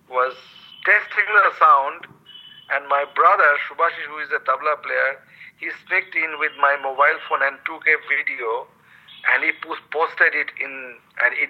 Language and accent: English; West Bengal, India; first language Bengali; English is a second language; One from my hometown, home language, home culture, Bengali culture